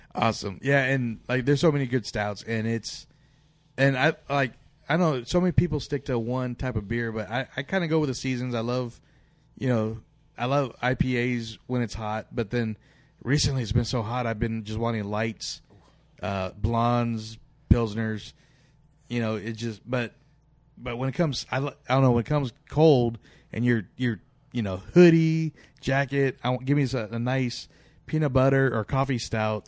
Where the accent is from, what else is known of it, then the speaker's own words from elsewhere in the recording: Portland, Oregon, United States; now in Sacramento, United States; Growing up in Portland